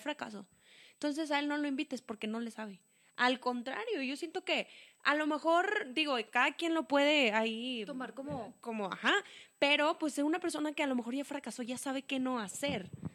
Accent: Saltillo, Coahuila, Mexico; nosotros somos de Saltillo, Coahuila, México.

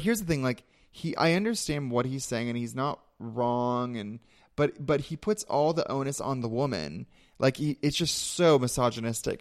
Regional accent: Ventura, California, United States; I'm from Ventura, which is an hour north of here, and they actually call it Ventucky sometimes

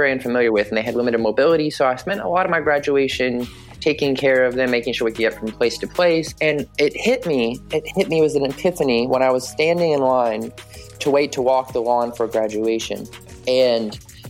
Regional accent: Southwest Virginia, United States; moved away as an adult; now in Buffalo, United States; I grew up in Southwest Virginia, very small rural town where we probably have more cows than people

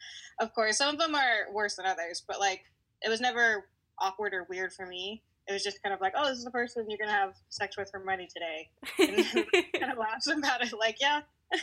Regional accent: California, United States; now in Texas, United States; Yeah, well, I am originally from California, from SoCal. And I live out here in Texas. I have been here for a few months. I'm 27

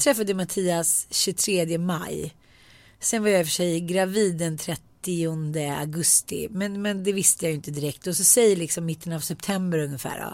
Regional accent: Sweden; jag är svensk

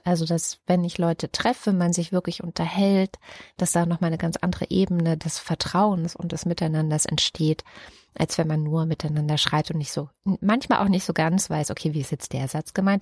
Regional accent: Baden-Württemberg, Germany; moved away; also born or lived in East Germany (GDR); ich bin auf einem Dorf in Baden-Württemberg groß geworden oder von der ersten bis zur 13. Klasse habe ich auf einem kleinen Dorf in Baden-Württemberg gelebt.

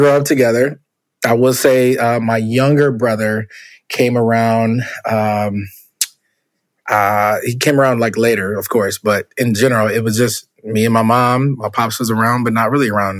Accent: Minneapolis, Minnesota, United States; also born or lived in Jackson, Mississippi; I was born in Jackson, Mississippi. My mother came to Minnesota when I was very young. I don't even remember. I was a baby.

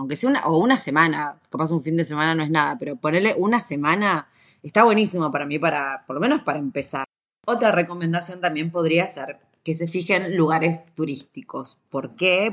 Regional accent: Argentina; soy de Argentina

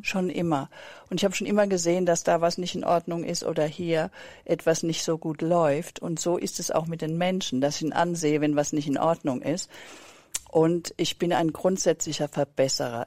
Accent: Germany; auch als Deutsche

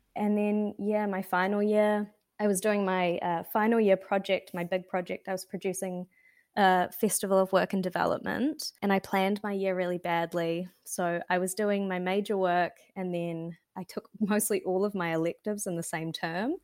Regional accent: Wanaka, Otago, New Zealand; I grew up in Wanaka in the South Island

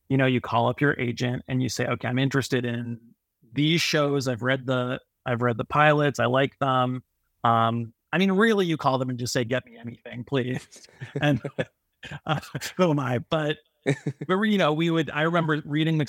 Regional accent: Toronto, Ontario, Canada; I'm a nobody from Toronto, Canada

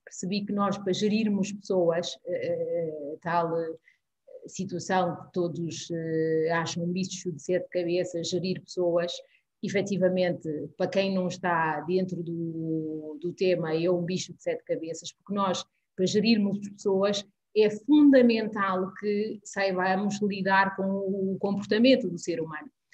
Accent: Guinea-Bissau; now in Portugal; nasci na Guiné-Bissau, vivo em Portugal

